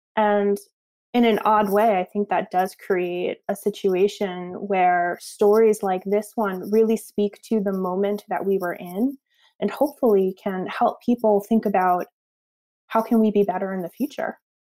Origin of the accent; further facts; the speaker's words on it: Northeast, United States; I grew up in the Northeast